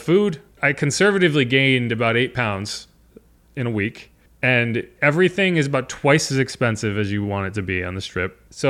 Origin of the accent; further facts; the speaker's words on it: New Orleans, Louisiana, United States; I'm from New Orleans. Like, what am I going to get excited about?